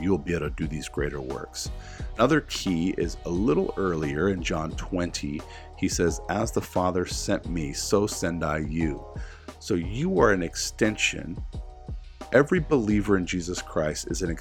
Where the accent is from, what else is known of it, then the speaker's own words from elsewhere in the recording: the South, United States; I grew up in the South